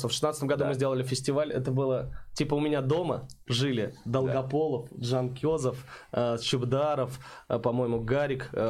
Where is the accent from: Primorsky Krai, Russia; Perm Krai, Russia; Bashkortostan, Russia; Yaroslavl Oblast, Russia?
Bashkortostan, Russia; Oktyabrsky; also born or lived in Saint Petersburg / Nizhnekamsk; now in Kazan, Russia; Нет, я вообще родился в Питере, потом жил в Башкирии 10 лет в Октябрьском, потом в Нижнекамске жил, в 2015 году переехал в Казань только.